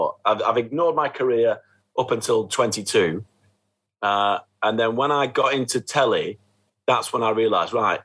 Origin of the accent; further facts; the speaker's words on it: Horwich, North West England, United Kingdom; my hometown of Horwich